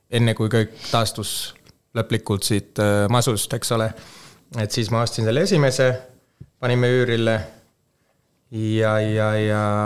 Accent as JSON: {"language": "Estonian", "town": "Helsinki", "region": "Uusimaa", "country": "Finland", "tie": "born or raised there", "second_language": "Estonian", "moved": "as an adult", "lives_now": "Tallinn, Estonia", "said": "mina kasvasin Soomes Helsingis kolmkümmend aastat, nelikümmend aastat tagasi"}